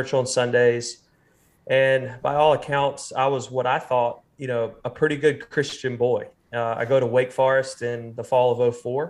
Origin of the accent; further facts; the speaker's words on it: Raleigh, North Carolina, United States; William and I grew up together in Raleigh, North Carolina